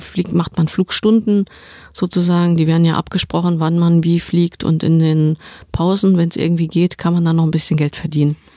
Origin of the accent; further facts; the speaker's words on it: Saarland, Germany; Ich komme aus dem Saarland